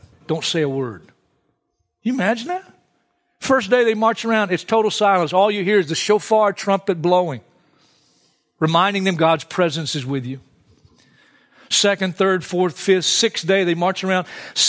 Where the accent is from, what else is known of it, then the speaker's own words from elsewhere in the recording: Hartsville, South Carolina, United States; I grew up in Hartsville, South Carolina. Great vacation spot.